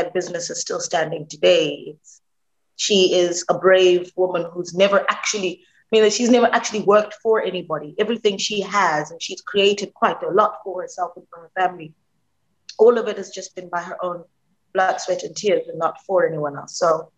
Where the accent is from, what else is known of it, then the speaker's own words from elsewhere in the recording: Alexandra, Gauteng, South Africa; I'm from Alexandra. That's where I was born. I've been working since I was 15 years old